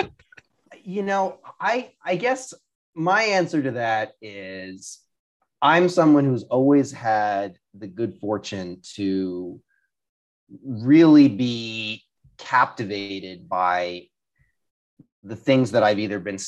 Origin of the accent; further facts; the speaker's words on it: Rhode Island, United States; moved away; also born or lived in Washington, District of Columbia, United States; I'm from Rhode Island. Well, born Rhode in Island. DC, but yeah, I'm a Rhode Islander